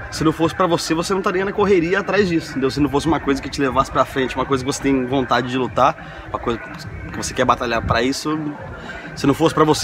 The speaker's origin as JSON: {"language": "Portuguese", "town": "Presidente Prudente", "region": "São Paulo", "country": "Brazil", "moved": "yes", "lives_now": "Argentina", "said": "sou de Prudente, mas moro lá."}